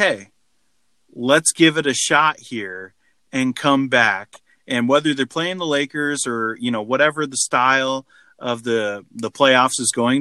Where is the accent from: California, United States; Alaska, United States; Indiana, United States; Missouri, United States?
California, United States; Anaheim; I was born in Anaheim.